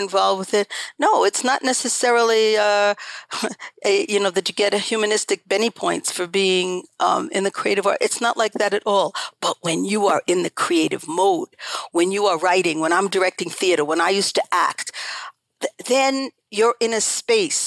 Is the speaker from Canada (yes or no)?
no; New York, United States; moved away as an adult; also born or lived in Paris, France / Lausanne, Switzerland; I grew up in a completely neurotic household in New York, in Laurelton, actually. That was the name of the town I grew up